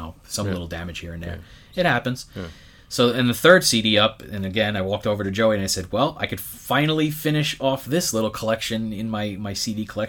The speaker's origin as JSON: {"language": "English", "town": "New York City", "region": "New York", "country": "United States", "tie": "born or raised there", "said": "Growing up in Brooklyn and, you know, going to the record stores at the time, and in my neighborhood anyway"}